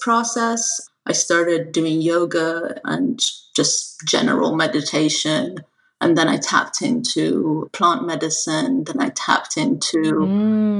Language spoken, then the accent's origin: English; Iran; moved away; I'm an immigrant from Iran